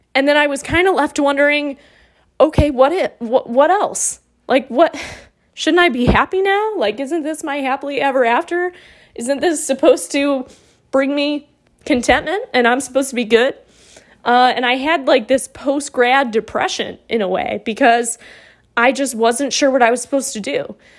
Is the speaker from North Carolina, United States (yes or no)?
no; Monroe, Michigan, United States; moved away as an adult; also born or lived in Toledo, Ohio; now in Roanoke, United States; Monroe, Michigan, where I really grew up